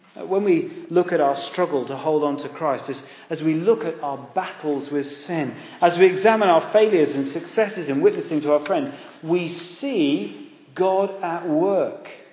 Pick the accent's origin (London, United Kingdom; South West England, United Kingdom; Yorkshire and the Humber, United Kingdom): South West England, United Kingdom; Exeter; we grew up in Devon in Exeter